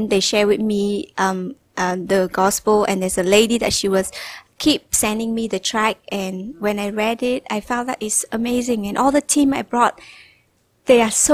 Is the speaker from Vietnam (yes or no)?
yes; Vietnam; English is a second language; I was studying in one of the best school in Hanoi